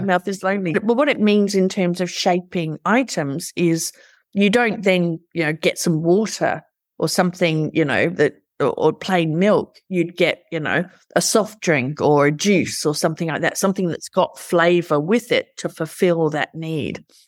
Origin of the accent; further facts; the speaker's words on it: Australia; I'm an Aussie and we're culturally ingrained to go for the underdog because we're a small country